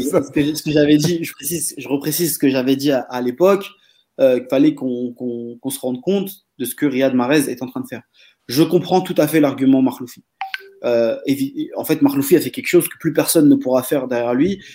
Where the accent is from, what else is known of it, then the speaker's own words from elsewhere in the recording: Marseille, Provence-Alpes-Côte d'Azur, France; en tant que Marseillais